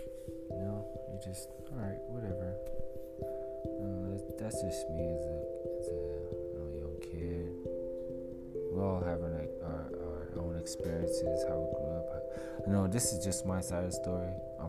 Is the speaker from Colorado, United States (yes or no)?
yes; Denver, Colorado, United States; also born or lived in Salt Lake City, Utah; I was born and raised pretty much, it feels like I was born and raised everywhere, I was born in Salt Lake City, Utah, we grew up around, especially here in Denver. I live here in Denver now